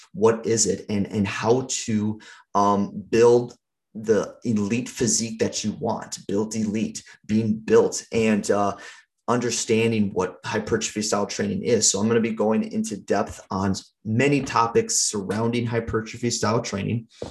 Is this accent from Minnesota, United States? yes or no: yes; St. Paul, Minnesota, United States; I grew up in Minnesota, um, over in St. Paul